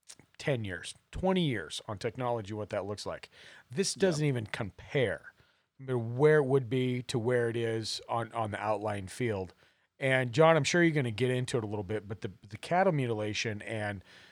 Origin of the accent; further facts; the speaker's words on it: Montana, United States; growing up in Montana